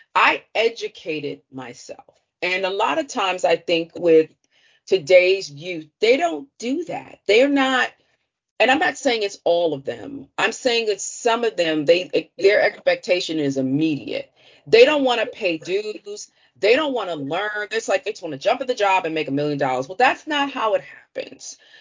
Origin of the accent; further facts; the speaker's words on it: Washington, District of Columbia, United States; growing up in Washington, D.C., I'm from the Chocolate City, the original Chocolate City.